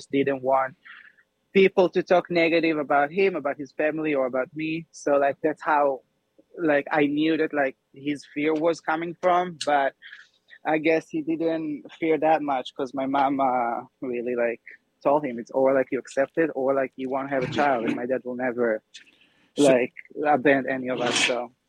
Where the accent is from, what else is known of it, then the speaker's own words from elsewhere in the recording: Israel; I had the perfect life. Like, two brothers, sister, best parents ever. Honestly, people don't know about Israel.